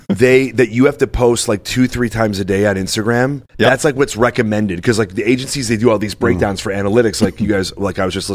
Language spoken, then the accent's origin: English; Chicago, Illinois, United States; I'm from Chicago.